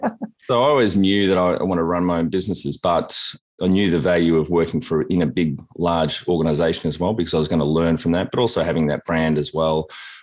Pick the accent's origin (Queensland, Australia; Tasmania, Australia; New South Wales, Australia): Tasmania, Australia; when I travel internationally, often Tasmanians will introduce themselves from Tasmania, not from Australia. And then people think we're from Tanzania, not Australia.